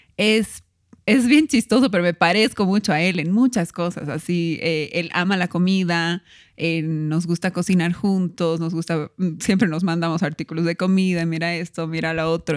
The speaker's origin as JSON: {"language": "Spanish", "region": "Cochabamba", "country": "Bolivia", "tie": "born or raised there", "also_born_or_lived": "La Paz, Bolivia", "said": "vivíamos en La Paz, yo nací en La Paz y nos vinimos a Cochabamba con mi mamá"}